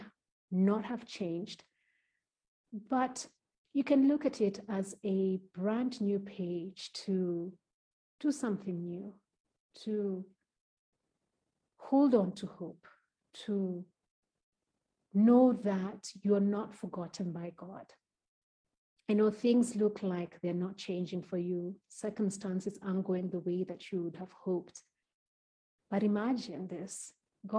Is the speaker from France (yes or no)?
no; Kenya; Kenya being my home country